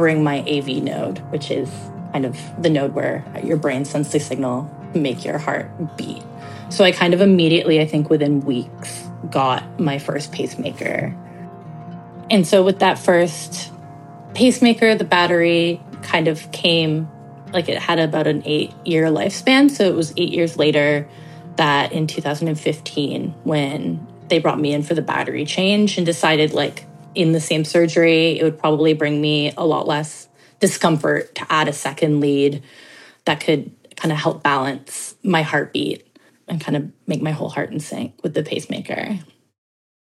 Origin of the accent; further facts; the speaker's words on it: Toronto, Ontario, Canada; I grew up in Toronto